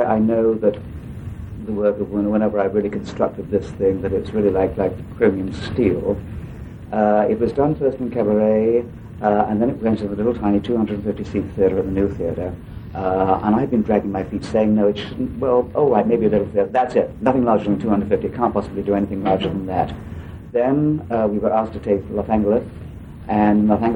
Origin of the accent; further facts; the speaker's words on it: England, United Kingdom; accent: old-fashioned English; my old-fashioned English voice